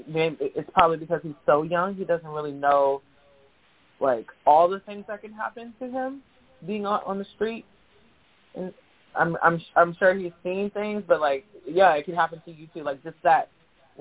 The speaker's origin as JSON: {"language": "English", "town": "San Diego", "region": "California", "country": "United States", "tie": "born or raised there", "also_born_or_lived": "Davis, California", "said": "I'm born and raised in San Diego"}